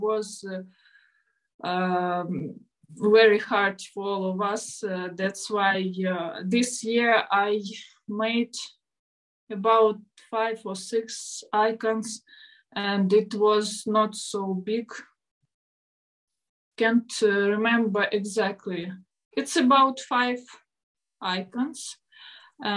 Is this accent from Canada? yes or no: no; Ukraine; English is a second language; I'm artist from Ukraine